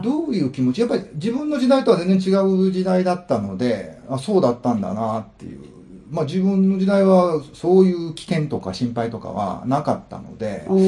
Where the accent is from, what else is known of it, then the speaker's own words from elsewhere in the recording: Osaka, Japan; moved away as an adult; now in China; 生まれは大阪になりますね。